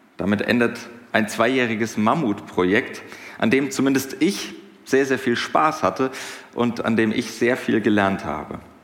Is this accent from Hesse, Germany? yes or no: yes; Hinterland, Hesse, Germany; Ich komme aus dem Hinterland